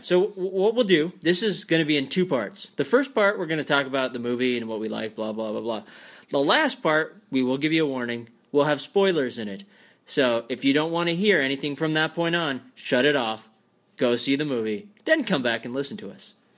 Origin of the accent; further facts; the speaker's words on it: Scotland, United Kingdom; I'm a redhead. I'm from Scotland, so that's my Celtic heritage